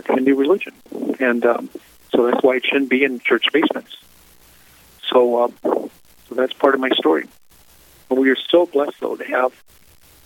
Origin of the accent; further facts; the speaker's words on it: St. Charles, Missouri, United States; I grew up in Catholic schools in St. Charles, Missouri